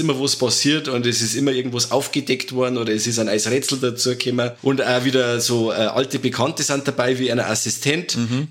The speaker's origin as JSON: {"language": "German", "country": "Germany", "said": "bei uns in Deutschland"}